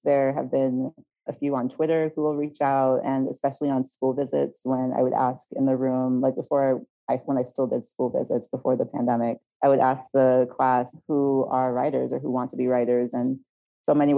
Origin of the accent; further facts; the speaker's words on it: U.S. Virgin Islands; also born or lived in New York / Philadelphia; now in Los Angeles, United States; I was born and raised in St. Thomas of the U.S. Virgin Islands